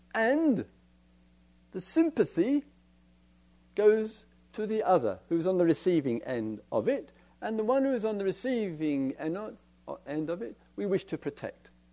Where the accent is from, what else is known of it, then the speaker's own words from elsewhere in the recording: England, United Kingdom; We're English